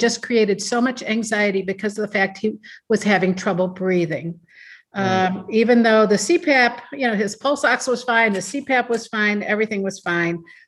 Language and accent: English; Ohio, United States; also born or lived in Seattle, Washington; now in Madison, United States; I was born in Seattle, Washington, but I was raised and educated in Ohio